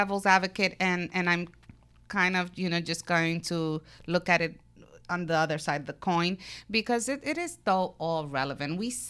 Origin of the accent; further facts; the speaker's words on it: Brooklyn, New York, United States; I'm from Brooklyn, who can't tell by my accent, right?